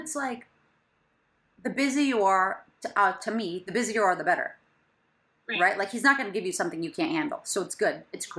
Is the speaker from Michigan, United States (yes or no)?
yes; Michigan, United States; now in New York City, United States; because I'm from Michigan.